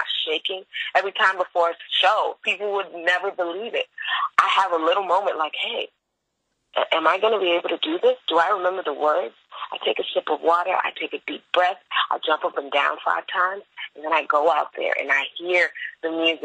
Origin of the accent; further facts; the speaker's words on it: Florida, United States; I am from Florida.